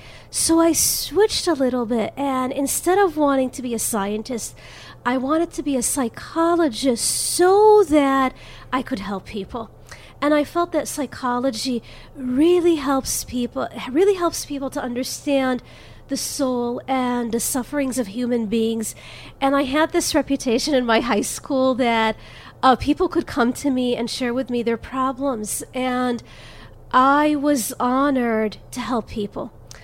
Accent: Jerusalem, Jerusalem District, Israel; English is a second language; now in United States; I was born in Jerusalem, and I was raised there, which means that I grew up having... known the language. I learned the language at a very young age. I learned the culture. I learned the music. And then my family and I came here to America.

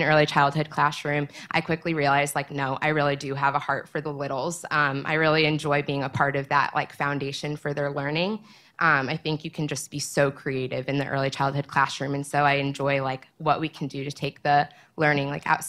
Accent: Naperville, Illinois, United States; also born or lived in Missouri; And then in my high school, I come from Naperville. And so I went to Neuqua Valley

